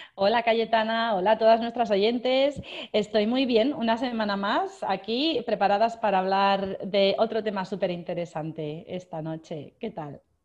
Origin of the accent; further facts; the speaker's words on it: Barcelona, Catalonia, Spain; moved away as an adult; now in Australia; Soy española, nacida en Barcelona, pero familia gallega